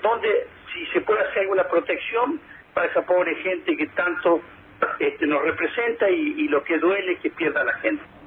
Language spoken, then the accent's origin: Spanish; Neuquén, Argentina; miles de neuquinos que somos